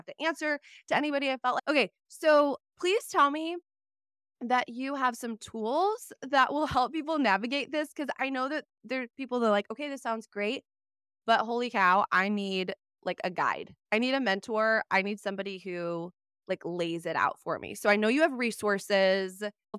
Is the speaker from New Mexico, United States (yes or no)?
no; Wisconsin, United States; I'm from Wisconsin originally.